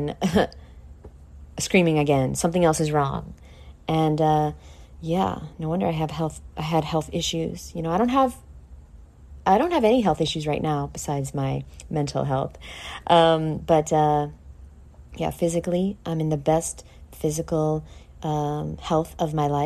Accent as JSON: {"language": "English", "region": "New York", "country": "United States", "said": "I'm from New York"}